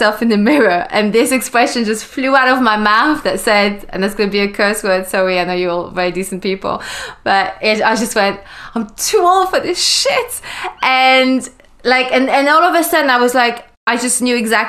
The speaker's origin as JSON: {"language": "English", "region": "Wallonia", "country": "Belgium", "tie": "born or raised there", "moved": "as an adult", "lives_now": "London, United Kingdom", "said": "I was born and I grew up in Belgium, which is in Europe, in the French speaking side of Belgium."}